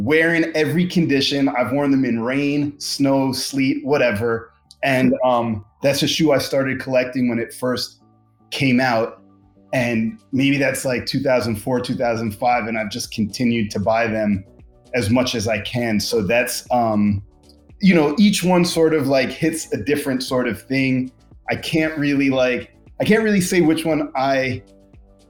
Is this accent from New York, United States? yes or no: yes; New York, United States; moved away as an adult; now in Los Angeles, United States; I'm a New York kid from the 90s and aughts